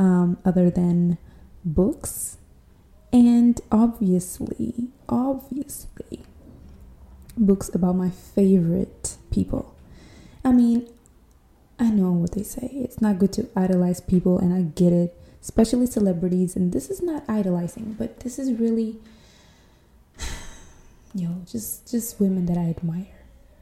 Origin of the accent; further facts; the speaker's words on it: São Tomé & Príncipe; English is a second language; I am not an American girl, even though I can understand my accent will imply so, but I am not. I'm from this small African island near the Ecuador line called São Tomé e Príncipe